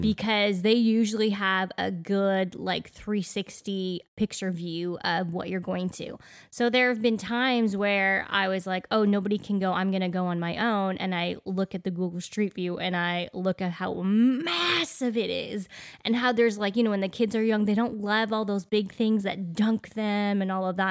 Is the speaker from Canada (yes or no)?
yes; Canada; moved away as an adult; now in Middle Tennessee, United States; growing up in Canada